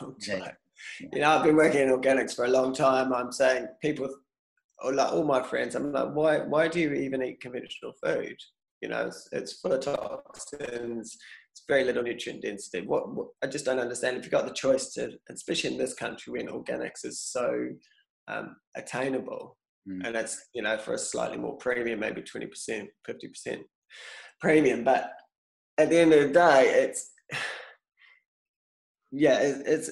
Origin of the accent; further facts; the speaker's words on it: New Zealand; now in United Kingdom; I can come into this as a New Zealander